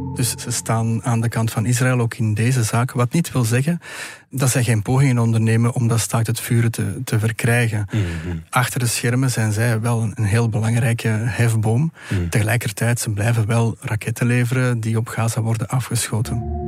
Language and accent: Dutch; Belgium; als Belg